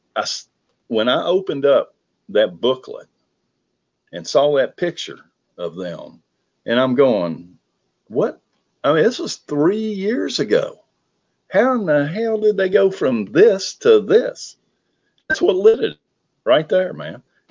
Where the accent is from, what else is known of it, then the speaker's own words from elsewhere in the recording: Lexington, Kentucky, United States; I grew up in Lexington, Kentucky, not a huge town